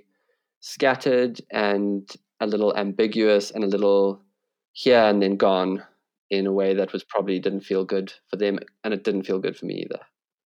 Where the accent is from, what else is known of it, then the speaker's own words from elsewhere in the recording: South Africa; being a South African